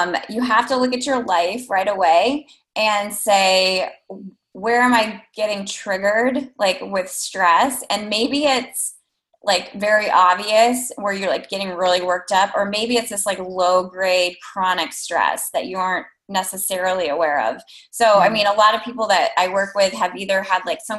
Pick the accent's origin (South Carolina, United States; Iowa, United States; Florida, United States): Iowa, United States; I'm from Iowa